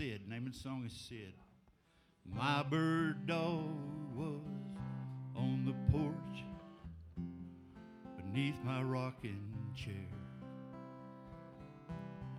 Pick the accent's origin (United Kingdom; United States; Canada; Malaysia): United States; Dade City, Florida; also born or lived in Lacoochee, Florida; I was born and raised in Dade City, Florida, and grew up for a while there in a mill town in Lacoochee, Florida